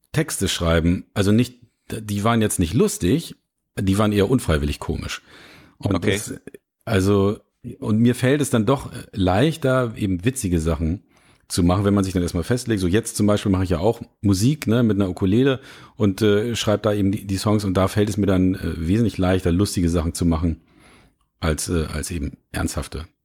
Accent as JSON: {"language": "German", "town": "Lübeck", "region": "Schleswig-Holstein", "country": "Germany", "lives_now": "Hamburg, Germany", "said": "Ich komme ja ursprünglich aus Lübeck und ich bin 98 nach Hamburg gekommen"}